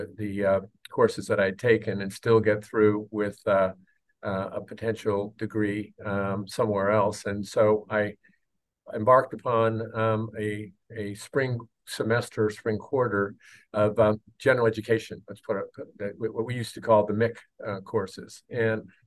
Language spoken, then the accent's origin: English; Sacramento, California, United States; I grew up in South Sacramento